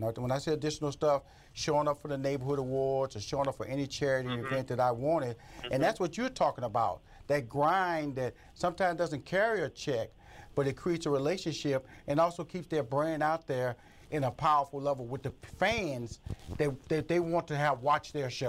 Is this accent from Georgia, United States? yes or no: no; Houston, Texas, United States; because I come from Fifth Ward, Texas, so I come from a background where my family moved me, we upgraded to another neighborhood